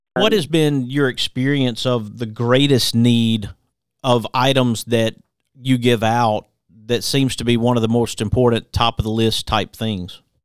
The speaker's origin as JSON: {"language": "English", "town": "Hueytown", "region": "Alabama", "country": "United States", "tie": "born or raised there", "also_born_or_lived": "Center Point, Alabama", "said": "I grew up in Hueytown myself"}